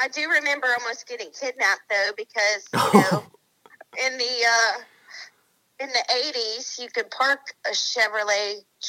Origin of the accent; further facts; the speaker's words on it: Waycross, Georgia, United States; also born or lived in Aurora, Colorado; Well, I'm from Georgia. I grew up, I was born in Aurora, Colorado.